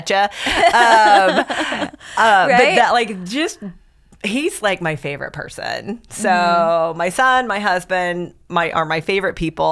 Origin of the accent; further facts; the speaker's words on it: Midwest, United States; moved away as an adult; also born or lived in Connecticut; now in Atlanta, United States; We grew up in the Midwest